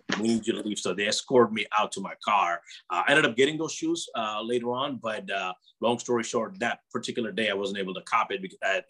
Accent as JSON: {"language": "English", "region": "Midwest", "country": "United States", "tie": "born or raised there", "also_born_or_lived": "New York", "lives_now": "Los Angeles, United States", "said": "I know everyone has different opinions because I lived in different parts of US at some point, growing up in the Midwest, living in New York and now in LA."}